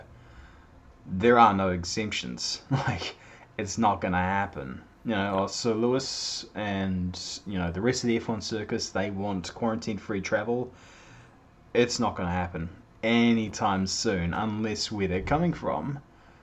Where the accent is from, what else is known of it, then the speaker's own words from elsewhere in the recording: Auckland, New Zealand; born and bred here in Auckland, New Zealand.